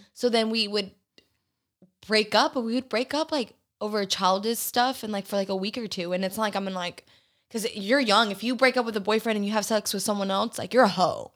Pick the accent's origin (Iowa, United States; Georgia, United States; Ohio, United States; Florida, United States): Georgia, United States; born or raised there; moved away as an adult; now in Houston, United States